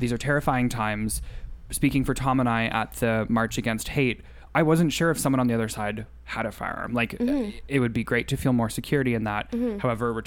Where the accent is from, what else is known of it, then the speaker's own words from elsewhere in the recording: Sudbury, Ontario, Canada; I'm from Sudbury and it's really bad there